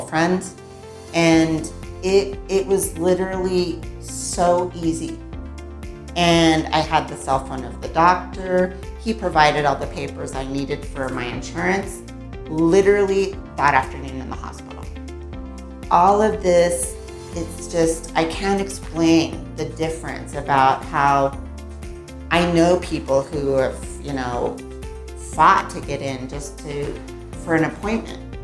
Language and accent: English; United States; now in Mexico; I grew up in the US